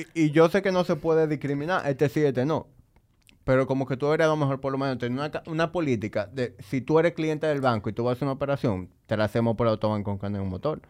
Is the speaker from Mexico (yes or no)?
no; Dominican Republic; yo amo mi país, yo a veces me siento orgulloso de ser dominicano